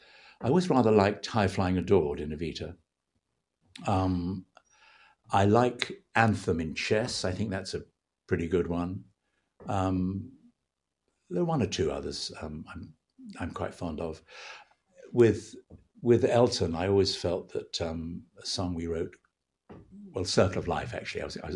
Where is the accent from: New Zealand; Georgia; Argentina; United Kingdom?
United Kingdom; being British, you know, people like … and …